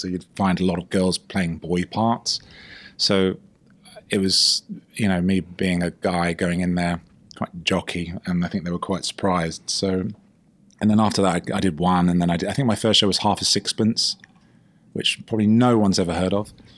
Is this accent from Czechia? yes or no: no; United Kingdom; I'm British